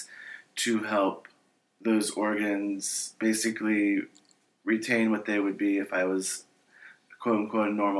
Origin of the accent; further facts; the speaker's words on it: Ohio, United States; now in California, United States; I'm originally from Ohio